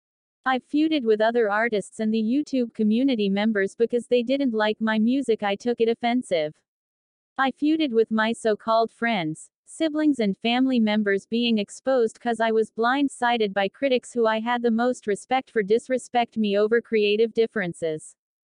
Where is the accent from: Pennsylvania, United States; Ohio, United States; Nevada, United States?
Nevada, United States; Las Vegas; Growing up in Las Vegas in the United States, many see this city as a lucky jackpot town because it is called Sin City.